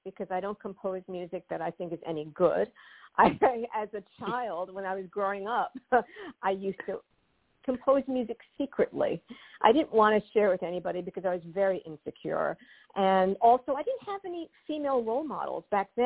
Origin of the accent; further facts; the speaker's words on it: New York City, New York, United States; I was born and raised in Forest Hills, Queens.